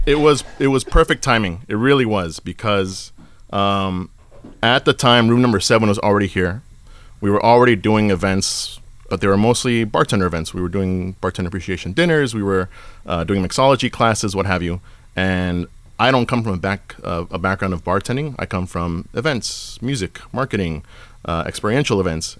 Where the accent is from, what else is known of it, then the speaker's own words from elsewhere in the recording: Ventura County, California, United States; I'm from Ventura County. I'm just on the other side of the valley